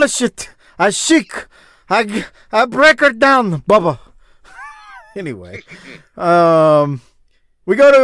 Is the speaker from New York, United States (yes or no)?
no; New Orleans, Louisiana, United States; I grew up in New Orleans.